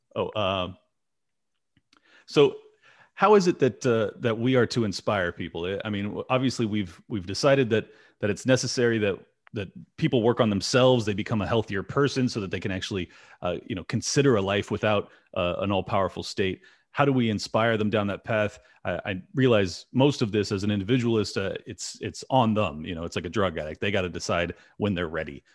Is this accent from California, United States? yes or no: yes; San Diego, California, United States; I'm from San Diego